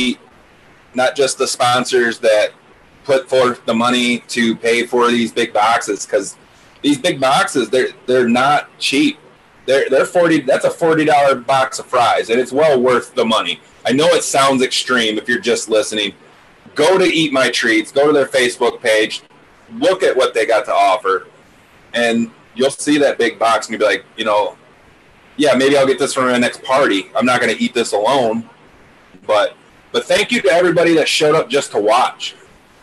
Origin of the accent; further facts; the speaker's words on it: Monroe, United States; We grew up in Monroe.